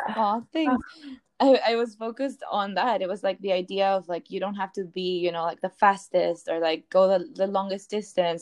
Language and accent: English; Peru; I'm also not from the US, I'm from Peru.